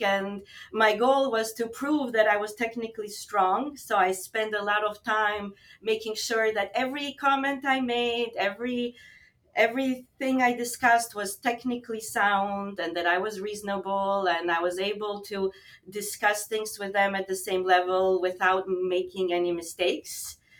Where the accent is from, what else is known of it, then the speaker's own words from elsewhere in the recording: Albania; now in Montreal, Canada; I'm actually originally from Albania